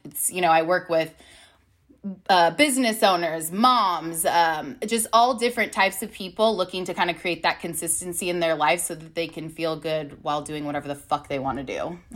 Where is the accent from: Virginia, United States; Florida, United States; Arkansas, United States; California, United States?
California, United States; Long Beach; moved away as an adult; now in Austin, United States; I am from Long Beach, California. But my husband, Dog, and I moved to Austin, Texas about six months ago